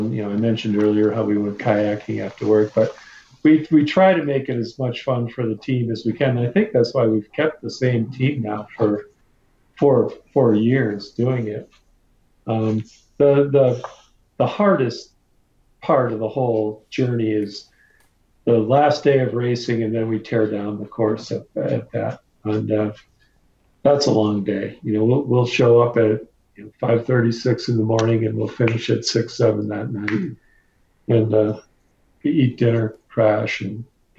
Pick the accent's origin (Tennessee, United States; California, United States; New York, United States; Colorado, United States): Colorado, United States; Vail; we're basically all from the Vail area, and we're ski patrollers, ski instructors.